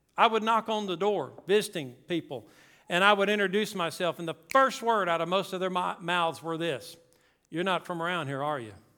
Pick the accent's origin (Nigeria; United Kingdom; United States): United States; South Louisiana; moved away; also born or lived in Mississippi; We grew up in Louisiana, Tanner and I did, South Louisiana